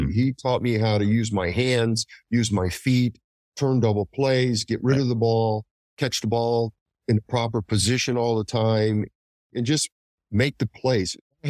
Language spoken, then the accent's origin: English; Chicago, Illinois, United States; I came from a big city. I came from Chicago.